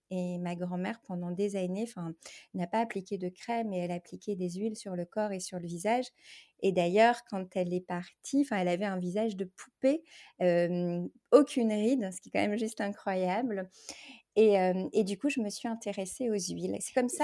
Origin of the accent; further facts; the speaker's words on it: France; en tant que française